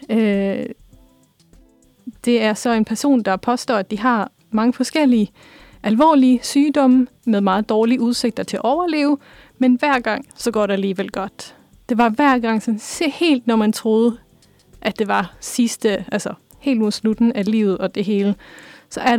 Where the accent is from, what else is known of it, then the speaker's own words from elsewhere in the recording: Norway; now in Denmark; så har jeg er opvokset i Norge primært, eller lidt rundt omkring.